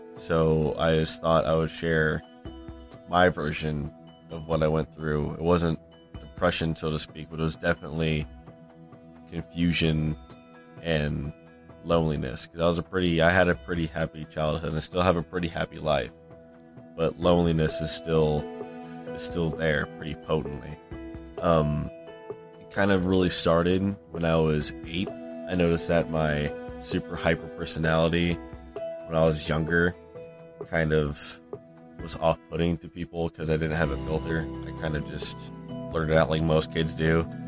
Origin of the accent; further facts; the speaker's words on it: rural Iowa, United States; now in Illinois, United States; from Illinois, originally from rural Iowa